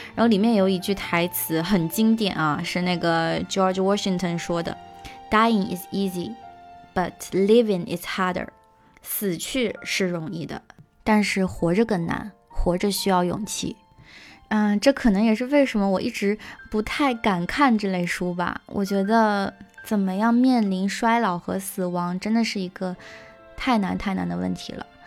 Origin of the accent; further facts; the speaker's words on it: Zhejiang, China; 我小时候是在浙江的一个山区的农村长大的嘛